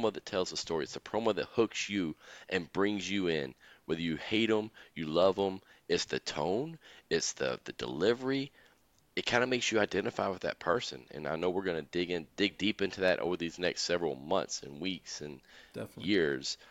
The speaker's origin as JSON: {"language": "English", "town": "Atlanta", "region": "Georgia", "country": "United States", "said": "we're both from Atlanta"}